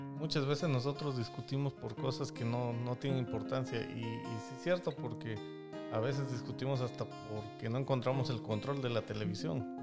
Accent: Mexico; yo soy de México

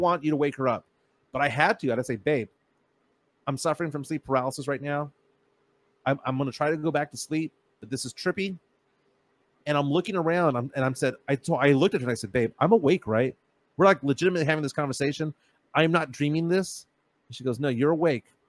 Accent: San Antonio, Texas, United States; We're from San Antonio, Texas

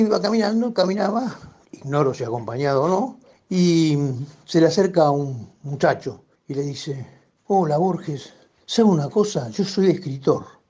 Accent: Buenos Aires, Argentina; yo soy porteño.

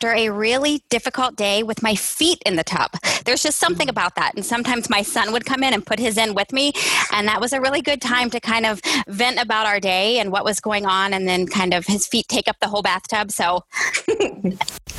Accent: Columbus, Ohio, United States; filmed in my hometown

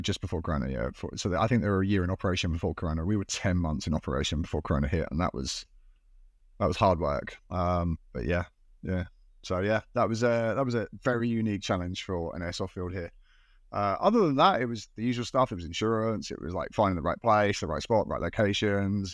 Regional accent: United Kingdom; moved away as an adult; now in Japan; I'm British uh, from the UK

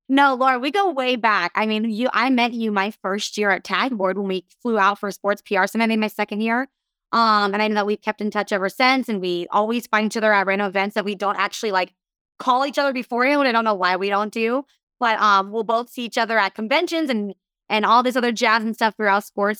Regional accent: Southern California, United States; I grew up in Southern California.

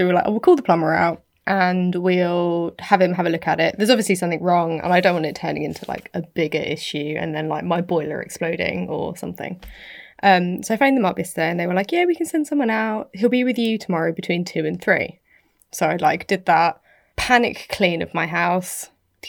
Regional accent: United Kingdom; I'm British.

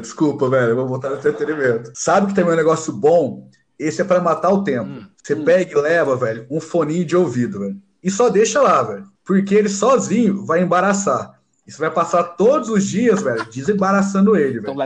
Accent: Franca, São Paulo, Brazil; a gente é de Franca

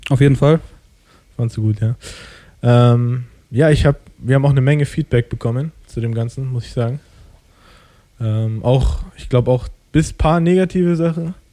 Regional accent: Germany; ich komme aus dem Ausland, sage ich jetzt mal, so, ich bin in Deutschland geboren, ich habe einen deutschen Pass.

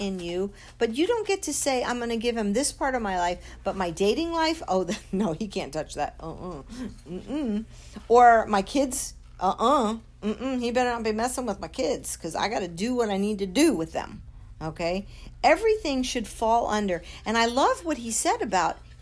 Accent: United States; we as Americans, as American Christians

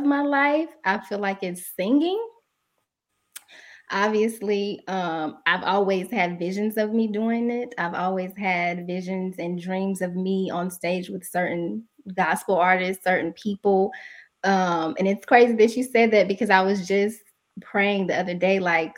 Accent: Asheboro, North Carolina, United States; moved away as an adult; now in Winston-Salem, United States; My hometown is Asheboro, North Carolina, Zoo City

